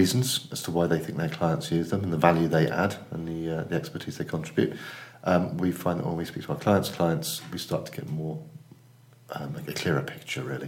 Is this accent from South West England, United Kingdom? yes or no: yes; Cheltenham, South West England, United Kingdom; now in Manchester, United Kingdom; I live in Manchester. I'm involved in two agencies, UK Copywriting and more, Hampson Natten Williams. I've been in Manchester for 10 years. I'm from Cheltenham Spa, originally.